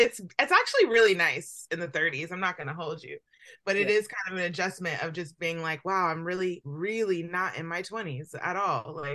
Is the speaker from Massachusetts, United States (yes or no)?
no; Atlanta, Georgia, United States; moved away; that's my hometown.